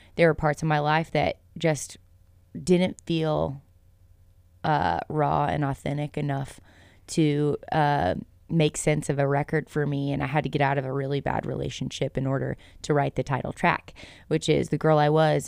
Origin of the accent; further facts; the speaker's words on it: Lewisville, Texas, United States; moved away as an adult; also born or lived in Thackerville, Oklahoma; now in West Texas, United States; I grew up in North Texas. So Louisville is where I was born and raised